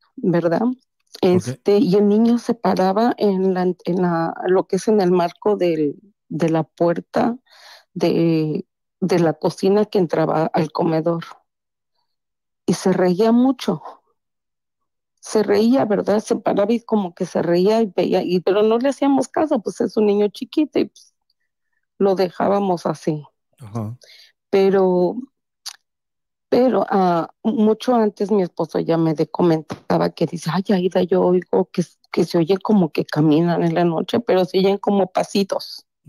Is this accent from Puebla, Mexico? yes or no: no; Taxco, Guerrero, Mexico; moved away as an adult; also born or lived in Mexico City; now in Chicago, United States; soy nacida en la Ciudad de México, Ajá criada en, la, en Tasco Guerrero. Órale. Y ahora tengo treinta y pico de años aquí en Chicago, Illinois.